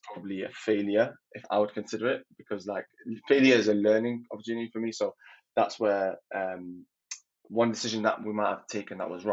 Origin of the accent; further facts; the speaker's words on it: Manchester, North West England, United Kingdom; also born or lived in Libya; I am from Manchester, but originally from Libya.